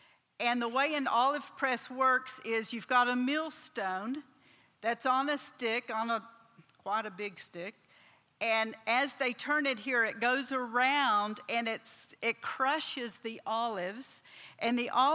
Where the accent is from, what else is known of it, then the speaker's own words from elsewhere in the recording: Texas, United States; moved away as an adult; also born or lived in Oklahoma / South Africa; I was born down here in Oklahoma, raised in Texas.